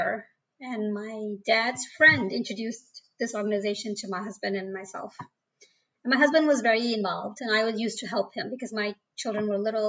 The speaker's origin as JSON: {"language": "English", "country": "India", "tie": "born there", "said": "Right. I was born in India. And I think everybody's aware it's a third world country."}